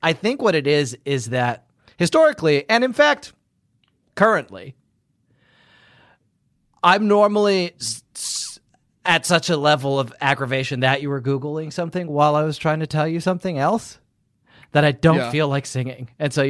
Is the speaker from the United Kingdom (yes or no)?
yes; Fletching, South East England, United Kingdom; also born or lived in Brighton; The town of Fletching, just outside of Uckfield, is where I grew up.